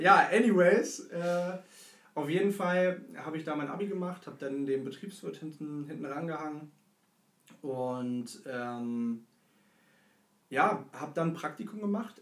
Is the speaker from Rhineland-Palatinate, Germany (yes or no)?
no; Hanover, Lower Saxony, Germany; Ich äh, bin ursprünglich auch aus Hannover, wie